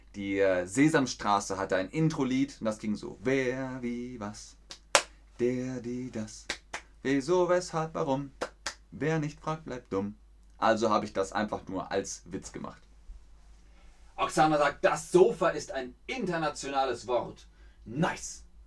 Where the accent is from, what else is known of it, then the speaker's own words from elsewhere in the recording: Bavaria, Germany; In Bayern, da wo ich herkomme, im Süden